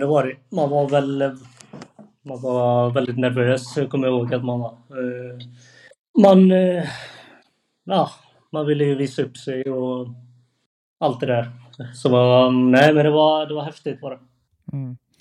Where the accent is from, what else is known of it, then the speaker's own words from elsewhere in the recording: Annelund, Västra Götaland, Sweden; jag är från Annelund